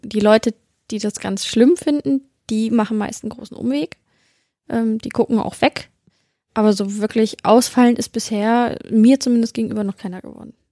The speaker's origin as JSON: {"language": "German", "town": "Celle", "region": "Lower Saxony", "country": "Germany", "said": "ich komme ja aus Celle, der schönen Beamtenstadt"}